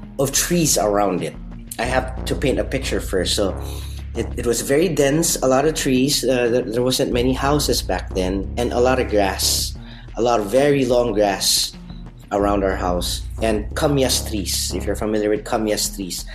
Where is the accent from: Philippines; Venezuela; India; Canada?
Philippines; Parañaque, Metro Manila; moved away as an adult; now in Denmark; I grew up in Manila, in Parañaque City, and then 6 years ago I moved to Denmark